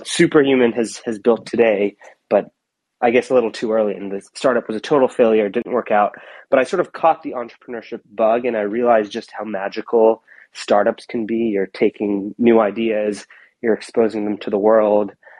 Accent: Portland, Oregon, United States; moved away; I grew up in Portland, Oregon, and my parents were immigrants from India

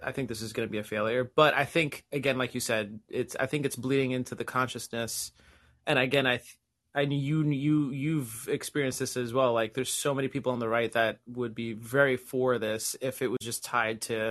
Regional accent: Puerto Rico; now in Massachusetts, United States; I grew up in Puerto Rico

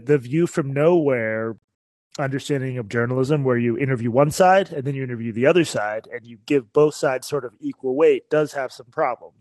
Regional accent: Boston, Massachusetts, United States; I'm from Boston

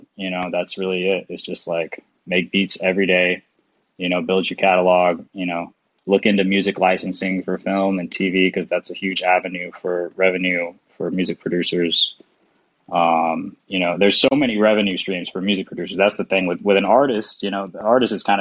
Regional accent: Nashville, Tennessee, United States; moved away as an adult; now in Europe; I'm from Nashville, Tennessee

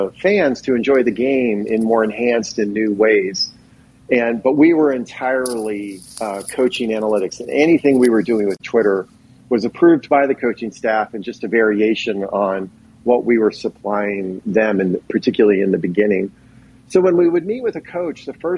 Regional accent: Philadelphia, Pennsylvania, United States; the town I grew up in Philadelphia area

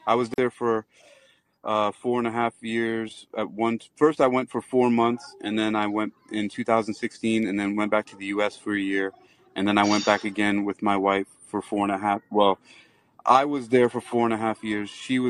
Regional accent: New York City, New York, United States; moved away as an adult; also born or lived in Los Angeles; I was born in Queens and lived in the Bronx.

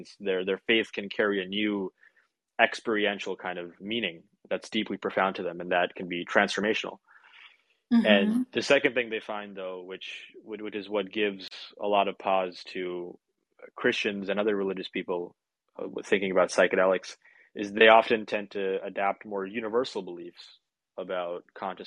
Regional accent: Vancouver, British Columbia, Canada; here in my hometown, lucky me, or a couple hours away from me technically, but in my area in Vancouver.

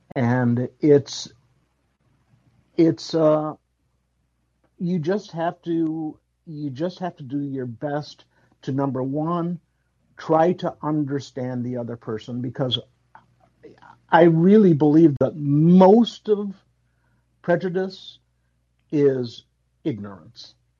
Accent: Chicago, Illinois, United States; My parents were Puerto Rican, but I was born in Chicago.

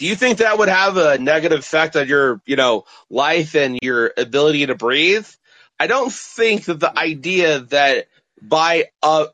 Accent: Colorado, United States; I'm actually a native of Colorado

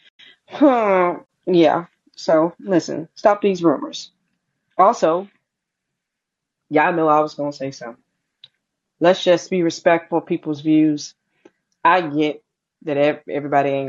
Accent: St. Louis, Missouri, United States; I was born in Missouri. I was born in St. Louis. My family was born in St. Louis.

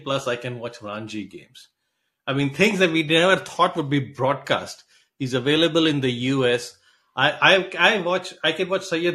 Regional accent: Hyderabad, Telangana, India; I am from Hyderabad

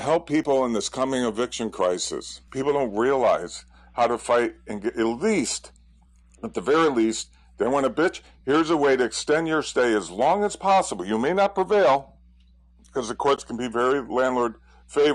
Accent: United States; also born or lived in Southern California; I'm being American

